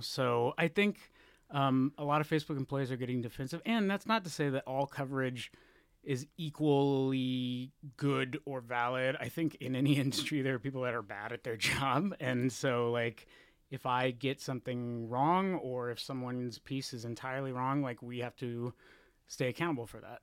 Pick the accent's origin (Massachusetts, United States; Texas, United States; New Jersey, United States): Texas, United States; moved away as an adult; also born or lived in Florida; now in San Francisco, United States; I was born in Florida, of all places, and then I grew up in Texas, and then I moved here in two thousand four